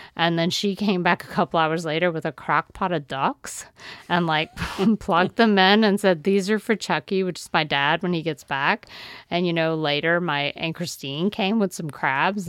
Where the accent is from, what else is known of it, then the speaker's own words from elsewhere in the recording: the Bayou, Louisiana, United States; learned from my aunts growing up on the Bayou